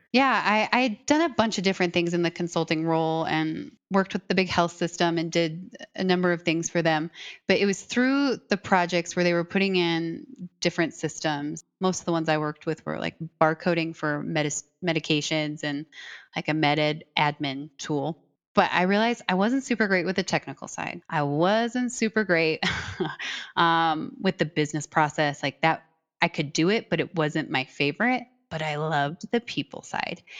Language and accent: English; Iowa, United States; I'm originally from Iowa